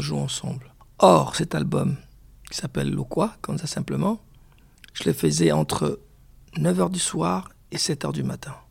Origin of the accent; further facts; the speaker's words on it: DR Congo; chez moi au Congo